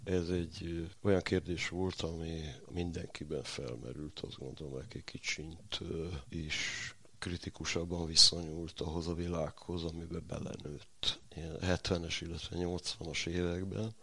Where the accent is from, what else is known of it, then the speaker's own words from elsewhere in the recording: Hungary; falusi vagyok